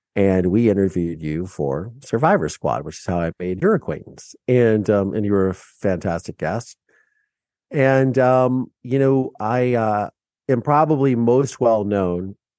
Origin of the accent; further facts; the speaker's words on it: Mansfield, Ohio, United States; moved away; my small town in Mansfield, Ohio